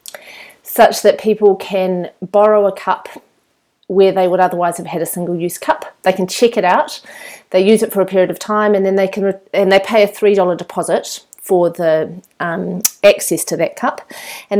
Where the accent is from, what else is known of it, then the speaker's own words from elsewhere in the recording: New Zealand; moved away as an adult; also born or lived in London; when I came back to New Zealand